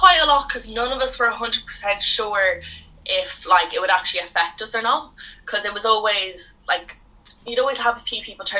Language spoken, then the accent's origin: English; Ireland; moved away as an adult; now in Bangor, United Kingdom; Would I be able to come home with my degree and work in Ireland